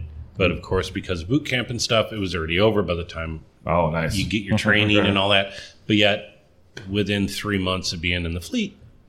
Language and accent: English; Silver Lake, Wisconsin, United States; also born or lived in Waukegan, Illinois / Racine, Wisconsin; now in Kenosha, United States; I spent a couple of years in Round Lake, but then I grew up in Silver Lake.